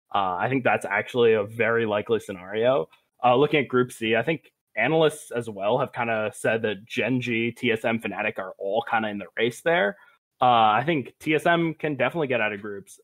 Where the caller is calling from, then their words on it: Providence, Rhode Island, United States; I'm also calling from Rhode Island. I'm from Providence instead of Narragansett, though